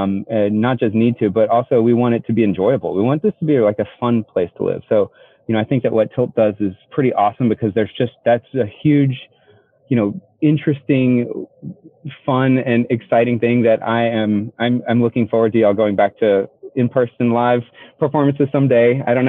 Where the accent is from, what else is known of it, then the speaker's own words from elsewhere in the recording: Seattle, Washington, United States; now in Austin, United States; I came from Seattle originally